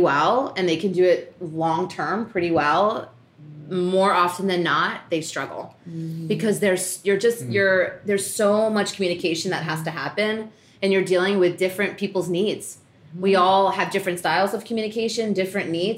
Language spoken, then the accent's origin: English; New York, United States; I grew up in New York